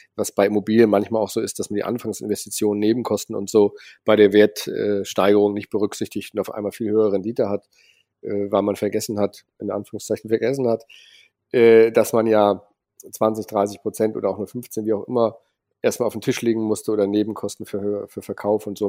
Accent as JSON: {"language": "German", "town": "Cologne", "region": "North Rhine-Westphalia", "country": "Germany", "tie": "born or raised there", "said": "bin in Köln aufgewachsen"}